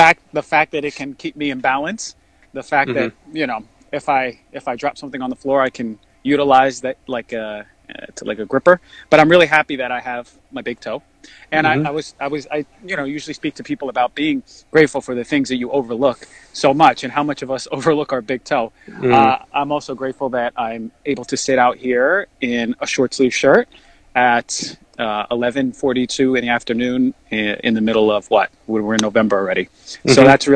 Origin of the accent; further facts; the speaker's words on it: New Jersey, United States; also born or lived in New York; I grew up in New York for a little bit, my childhood, and then I moved to New Jersey. Most of my life